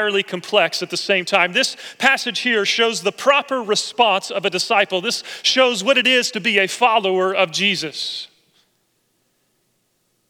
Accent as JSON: {"language": "English", "region": "Oklahoma", "country": "United States", "tie": "born or raised there", "moved": "yes", "said": "as a little boy growing up in Oklahoma"}